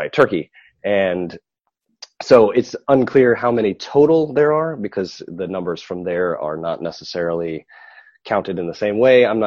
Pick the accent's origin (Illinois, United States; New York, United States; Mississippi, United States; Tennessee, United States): Tennessee, United States; Memphis; moved away as an adult; also born or lived in Greece; now in Cyprus; I was born in Memphis, Tennessee